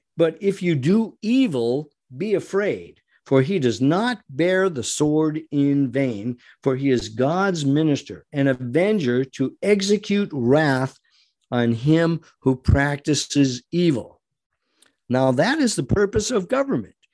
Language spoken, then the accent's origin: English; United States; We are American citizens